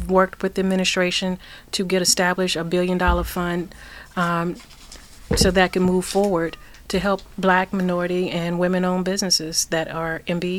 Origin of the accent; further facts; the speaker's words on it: Amherst County, Virginia, United States; Well, I grew up in Amherst County.